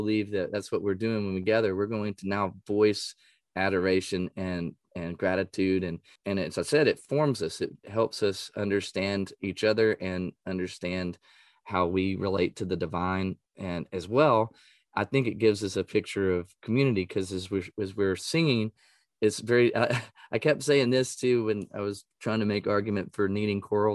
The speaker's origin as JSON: {"language": "English", "region": "East Texas", "country": "United States", "tie": "born or raised there", "said": "I grew up in East Texas"}